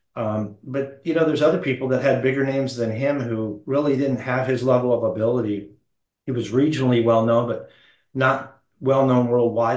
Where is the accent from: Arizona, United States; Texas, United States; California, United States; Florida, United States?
Arizona, United States; Phoenix; I was born in Phoenix.